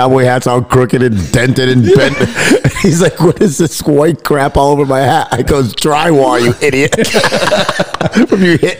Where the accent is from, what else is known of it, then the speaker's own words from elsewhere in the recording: United States; moved away as an adult; now in Tucson, United States; I'm from New York City, New Jersey.